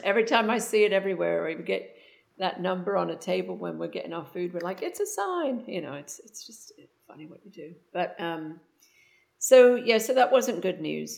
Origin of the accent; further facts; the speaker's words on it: England, United Kingdom; now in Houston, United States; I'm from England and I have lived in the States for about 36 years, currently residing in Houston, Texas.